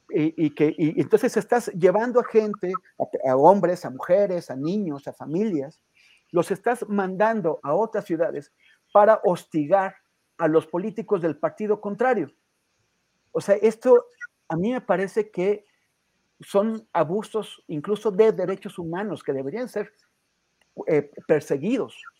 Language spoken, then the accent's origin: Spanish; Mexico